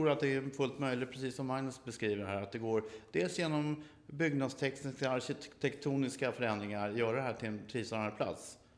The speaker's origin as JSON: {"language": "Swedish", "town": "Stockholm", "region": "Stockholm County", "country": "Sweden", "said": "Det är ju en plats som man som stockholmare, det, det, är det är ingen man är stolt över den här platsen som den ser ut idag."}